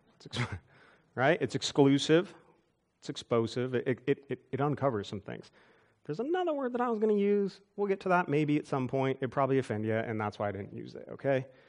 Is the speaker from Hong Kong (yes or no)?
no; United States; I'm an American, I'm thankful to be an American